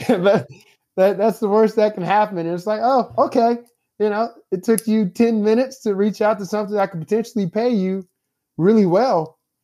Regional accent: Indianapolis, Indiana, United States; now in St. Louis, United States; I'm from Indianapolis, Indiana, although I live in Saint Louis now. I'm originally from Indianapolis. I'm always gonna, uh, you know, give a shout out to the hometown.

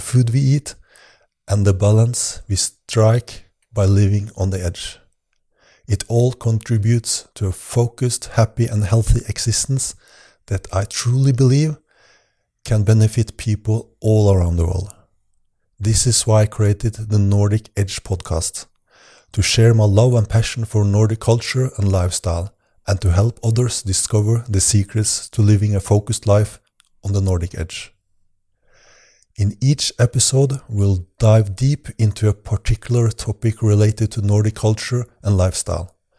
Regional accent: Norway; I'm originally from Norway

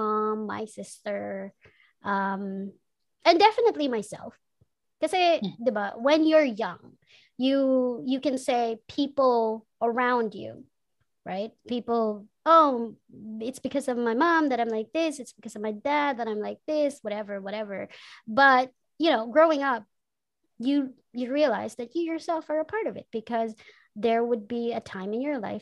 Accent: Manila, Metro Manila, Philippines; also born or lived in Bicol; after four, came to Manila and lived in places.

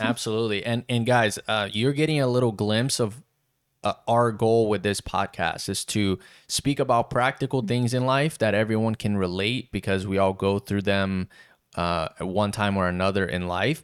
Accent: South Region, Brazil; English is a second language; now in Wilmington, United States; born and raised in Brazil, south of Brazil. English is my third language

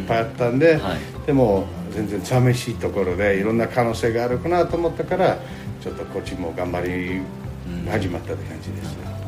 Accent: New York, United States; Japanese is a second language; moved away as an adult; also born or lived in Tokyo, Japan; now in Narusawa, Japan; あのアメリカのニューヨーク州の生まれ育ちで

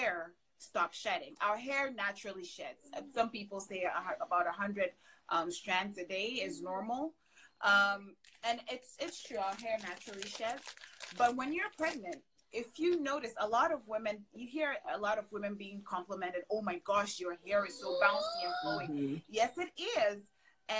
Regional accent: Ghana; moved away as an adult; also born or lived in Canada; now in United States; I'm originally from Ghana in West Africa. Grew up there, and then I moved to Canada for college.

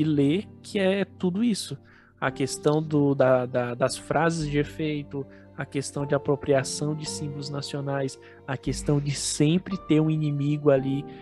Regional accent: Brazil; Nós somos brasileiros raiz aqui, descendentes de índio

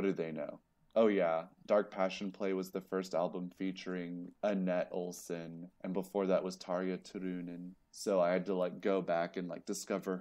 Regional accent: Columbia, South Carolina, United States; That's where I'm from.

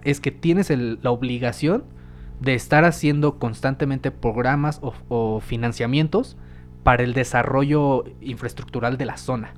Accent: Mexico; como mexicanos

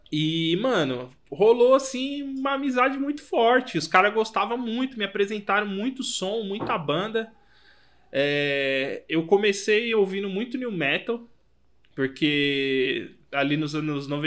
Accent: Brazil; Eu saí, velho, do, do mundo aí, do cu do mundo, da Zona Leste lá

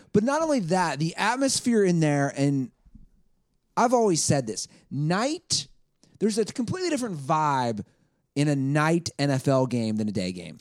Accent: Cincinnati, Ohio, United States; I grew up in Cincinnati, Ohio

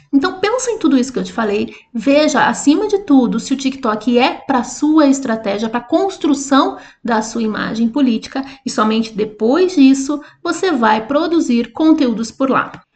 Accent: Curitiba, Paraná, Brazil; eu sou de Curitiba.

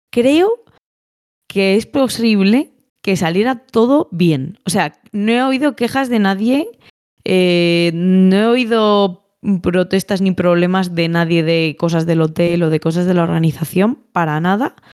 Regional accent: Valladolid, Castile and León, Spain; me confundieron con vasca, no soy vasca, o sea, soy de Valladolid

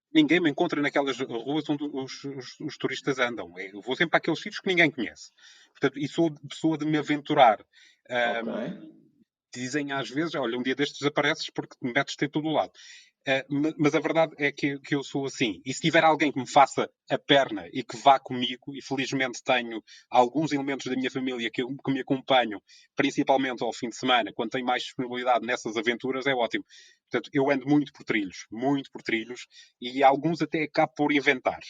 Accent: Ponta Delgada, Azores, Portugal; sou natural da, da cidade de Ponta da Algada, na ilha de São Miguel, nos Açores

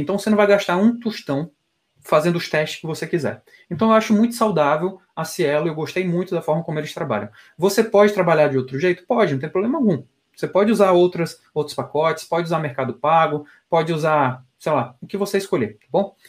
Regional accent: Piauí, Brazil; now in São Paulo, Brazil; eu como piauiense

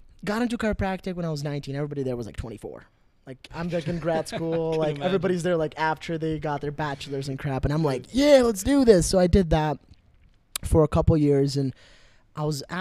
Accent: Brooklyn Park, Minnesota, United States; I was born in Brooklyn Park, Minnesota, which is a little bit up north of here

